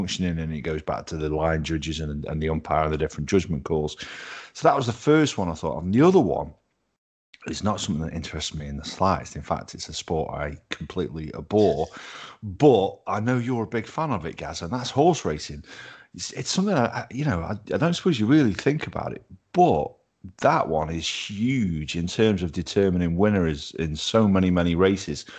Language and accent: English; United Kingdom; we're British